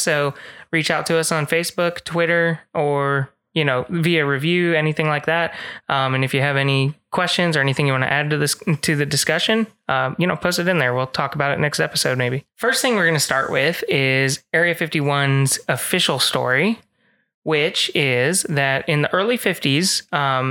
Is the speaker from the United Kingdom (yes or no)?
no; Las Vegas, Nevada, United States; I grew up in Las Vegas